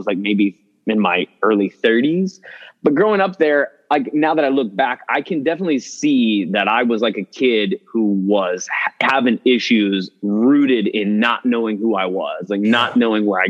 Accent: Dallas, Texas, United States; moved away as an adult; also born or lived in Houston / Austin; now in New York, United States; I was in Dallas till about the time I was like 18 or 19, and I've been in New York ever since. But yeah, I grew up in Dallas

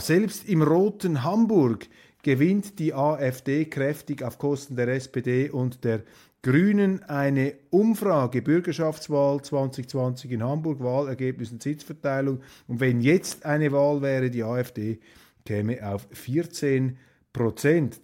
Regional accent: Switzerland; als Schweizer

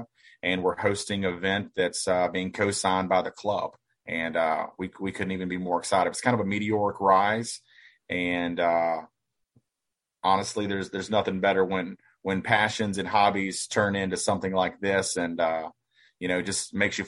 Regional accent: United States; also born or lived in New Orleans; growing up in the States

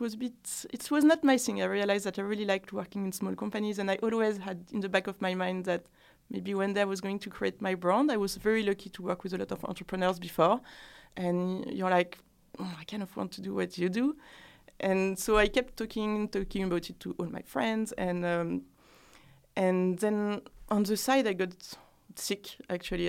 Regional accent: France; accent: French; English is a second language; moved away as an adult; also born or lived in Ireland; now in London, United Kingdom; French women

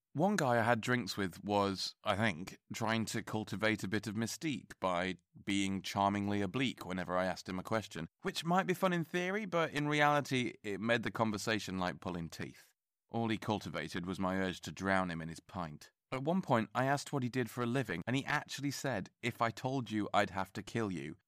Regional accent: England, United Kingdom; I'm English

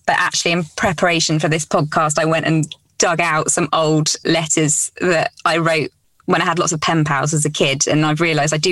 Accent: Cornwall, South West England, United Kingdom; also born or lived in Essex; we moved from Essex to Cornwall when I was about five

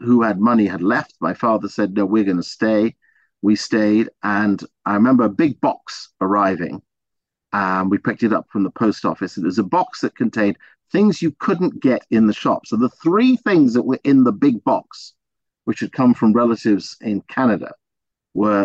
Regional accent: England, United Kingdom; But I was born in England.

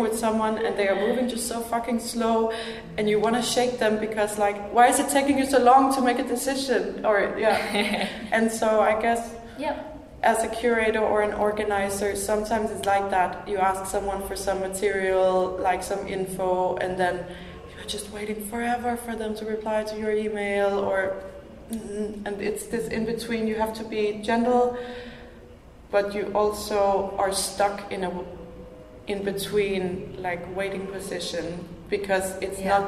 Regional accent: Denmark; now in Finland; I'm from Denmark. Tanska

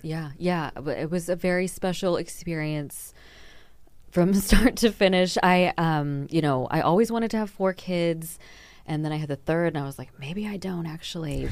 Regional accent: Texas, United States; moved away as an adult; now in Denmark; I'm from Texas

